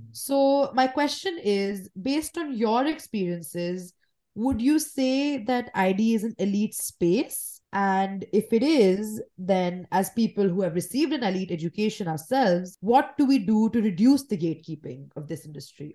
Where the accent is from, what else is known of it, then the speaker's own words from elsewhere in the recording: New Delhi, Delhi, India; I was born and raised in New Delhi in India